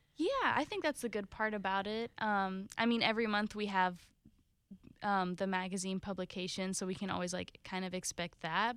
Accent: Jacksonville, Florida, United States; also born or lived in Italy / St. Augustine; most of my life, um, has been Jacksonville

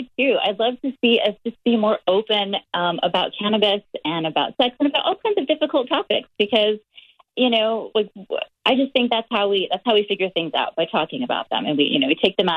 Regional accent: Hawaii, United States; I grew up in Hawaii

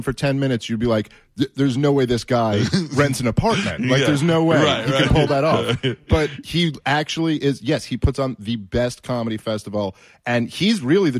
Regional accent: New York City, New York, United States; You know, I've been born and raised in New York City.

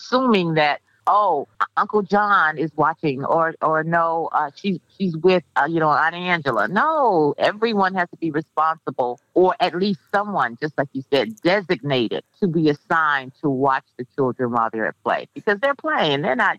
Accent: Miami, Florida, United States; I grew up in Liberty City, which is an inner city area of Miami-Dade County.

